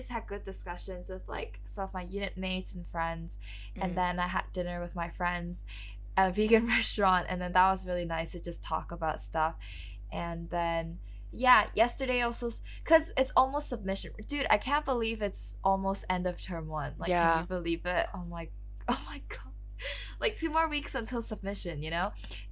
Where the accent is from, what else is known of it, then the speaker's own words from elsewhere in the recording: Hong Kong; now in London, United Kingdom; I'm a third-year student studying at the Bartlett School of Architecture in London, originally from Hong Kong